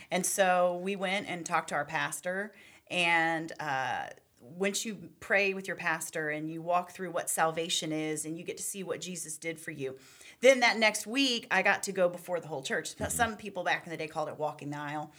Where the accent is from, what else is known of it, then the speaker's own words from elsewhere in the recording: Charlottesville, Virginia, United States; I grew up in Charlottesville, Virginia